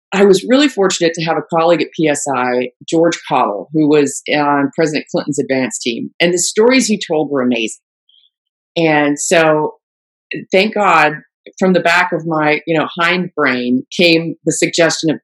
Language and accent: English; Germany; moved away; I grew up in Germany, so I'm fluent in German